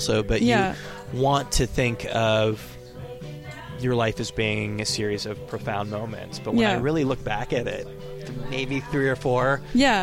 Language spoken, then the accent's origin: English; California, United States; moved away; I'm from California originally, so I went to school in Santa Cruz right by the beach